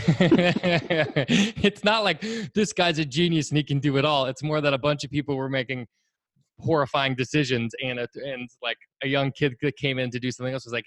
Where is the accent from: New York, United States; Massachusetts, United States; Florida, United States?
Massachusetts, United States; about an hour outside of Boston; moved away; I'm from the East Coast. Originally, I grew up about an hour outside of Boston